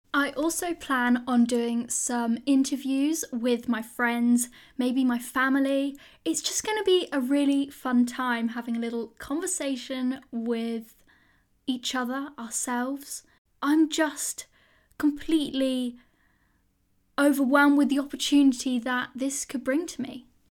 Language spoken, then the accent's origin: English; United Kingdom; I am a British school student